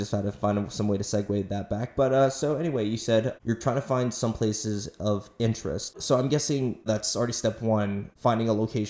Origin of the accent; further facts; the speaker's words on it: Florida, United States; also born or lived in South Korea; I was raised here in Florida. Granted, I did live in Korea for a little bit though